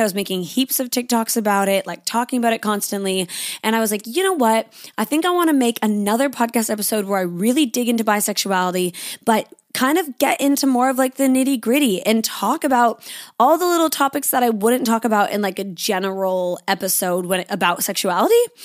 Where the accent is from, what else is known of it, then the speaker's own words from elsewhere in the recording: Canada; now in Sydney, Australia; I am living in Sydney, Australia. I'm a Canadian